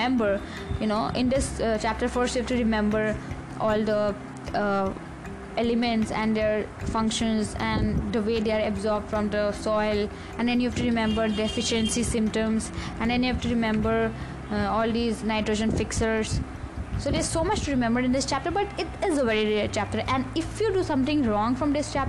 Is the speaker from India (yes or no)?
yes; India; I'm an Indian first and always